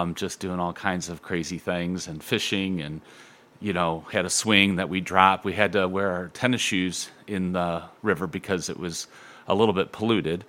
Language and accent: English; Toledo, Ohio, United States; I grew up in Point Place